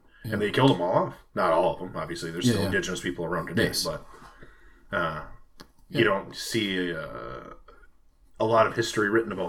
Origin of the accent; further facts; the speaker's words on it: Minnesota, United States; And I'm from Minnesota